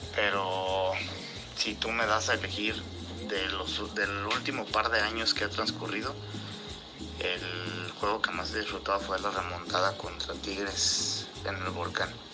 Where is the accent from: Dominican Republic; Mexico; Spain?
Mexico; Irapuato, Guanajuato; el equipo de mi pueblo, de la ciudad de Irapuato